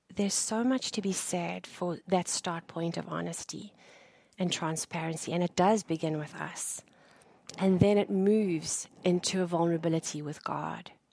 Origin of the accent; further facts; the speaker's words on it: South Africa; moved away as an adult; I am South African uh, by birth, and I left my home country two years ago